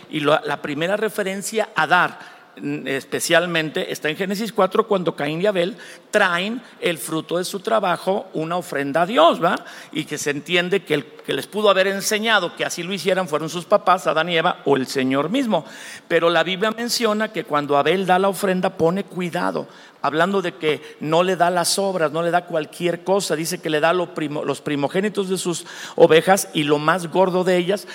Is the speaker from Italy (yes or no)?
no; Mexico; nosotros somos mexicanos aquí, somos la raza del maíz